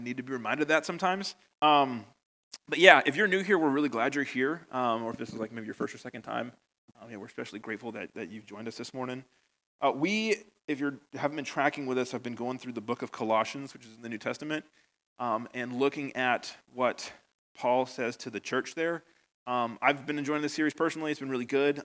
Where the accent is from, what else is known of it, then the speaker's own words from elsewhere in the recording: United States; moved away as an adult; now in Northern Ireland, United Kingdom; you probably noticed from my accent, I'm from America, and I've been here 8 years now